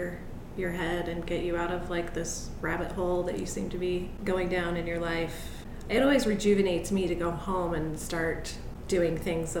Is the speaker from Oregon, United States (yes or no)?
yes; Portland, Oregon, United States; now in St. Louis, United States; I was born in Portland.